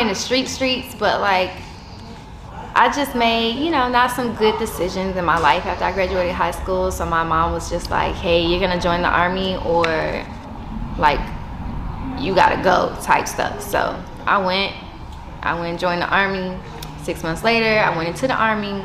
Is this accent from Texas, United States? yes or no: yes; San Antonio, Texas, United States; growing up in San Antonio, it's more like being involved in the step shows, the talent shows